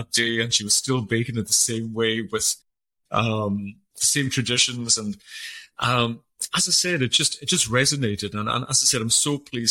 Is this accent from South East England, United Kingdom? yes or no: no; Isle of Lewis, Scotland, United Kingdom; first language Scottish Gaelic; English is a second language; I'm from the Isle of Lewis. It's the most northerly of the Outer Hebrides of Scotland.